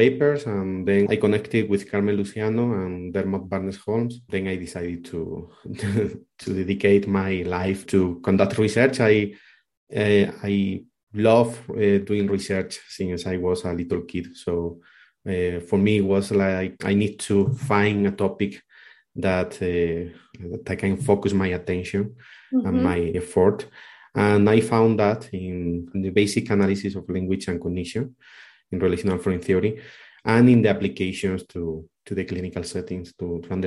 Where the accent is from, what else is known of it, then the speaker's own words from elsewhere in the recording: Spain; moved away as an adult; now in Colombia; I'm from Spain, but I am living in Colombia for the last 6-7 years.